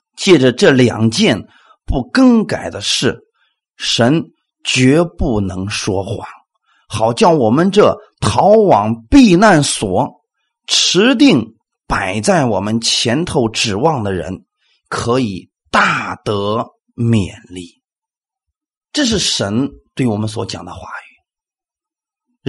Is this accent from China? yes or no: yes; China; 我们中国人